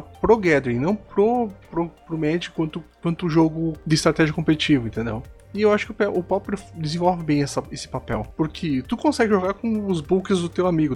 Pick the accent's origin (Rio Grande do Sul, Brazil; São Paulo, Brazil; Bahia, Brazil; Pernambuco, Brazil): Rio Grande do Sul, Brazil; Santiago; now in Santo Ângelo, Brazil; eu sou natural de Santiago, no Rio Grande do Sul